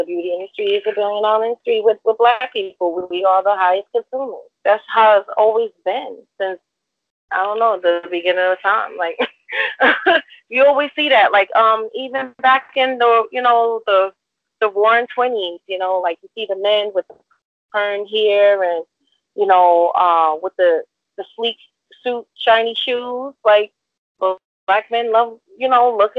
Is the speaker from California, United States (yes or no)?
no; New York City, New York, United States; I'm from New York City